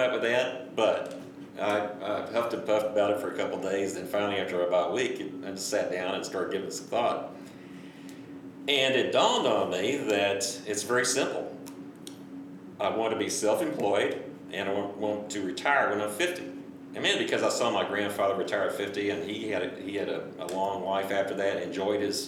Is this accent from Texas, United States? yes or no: yes; Houston, Texas, United States; born and raised in Houston, Texas